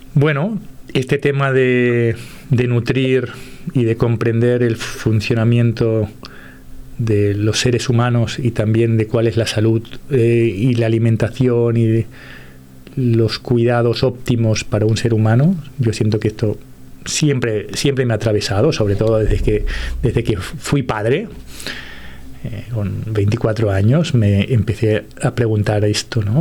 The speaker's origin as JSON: {"language": "Spanish", "country": "Uruguay", "moved": "yes", "said": "yo como soy de origen uruguayo"}